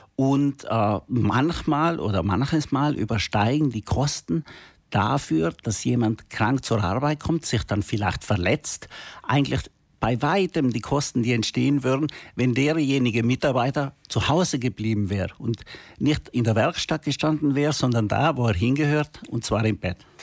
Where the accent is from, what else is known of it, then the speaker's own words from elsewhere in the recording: South Tyrol, Trentino-Alto Adige, Italy; wir Südtiroler